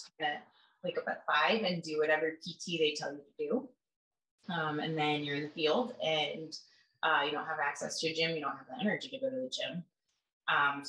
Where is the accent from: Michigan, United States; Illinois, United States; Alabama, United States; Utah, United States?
Michigan, United States; Kalamazoo; also born or lived in Grand Rapids, Michigan; I'm from Kalamazoo, and then I went to college and worked as a cop in Grand Rapids.